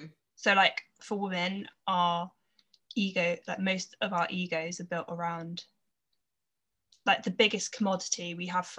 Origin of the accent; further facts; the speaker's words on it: Gloucestershire, South West England, United Kingdom; I'm from Gloucestershire